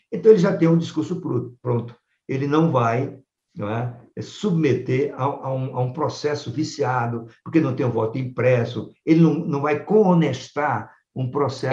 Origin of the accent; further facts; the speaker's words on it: Paraíba, Brazil; moved away; Sempre que eu vou à minha terra, lá na Paraíba